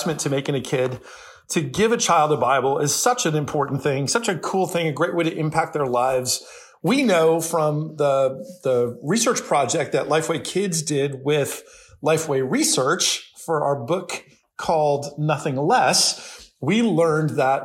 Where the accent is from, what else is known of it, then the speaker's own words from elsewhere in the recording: New Jersey, United States; also born or lived in California / Florida; now in Nashville, United States; I'm not from Nashville, where I grew up in New Jersey